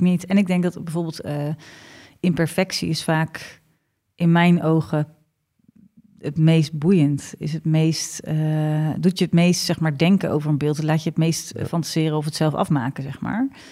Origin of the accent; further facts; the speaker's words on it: Ede, Gelderland, Netherlands; in ons gezellige Ede